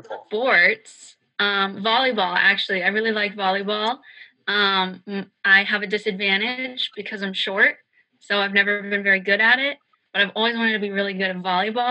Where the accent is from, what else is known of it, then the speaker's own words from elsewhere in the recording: Virginia, United States; moved away; I'm from Virginia. I love my home state.